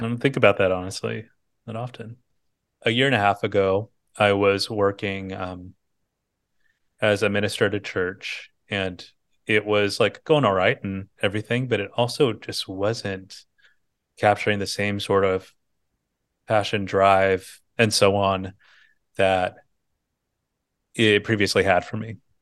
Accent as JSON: {"language": "English", "town": "Bakersfield", "region": "California", "country": "United States", "tie": "born or raised there", "moved": "yes", "lives_now": "San Francisco, United States", "said": "I was born in Bakersfield, California, Central Valley, California"}